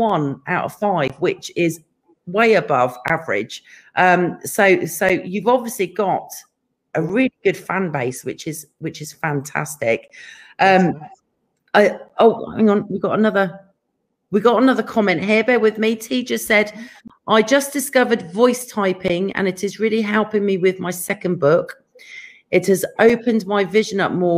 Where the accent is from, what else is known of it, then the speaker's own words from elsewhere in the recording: England, United Kingdom; now in California, United States; being English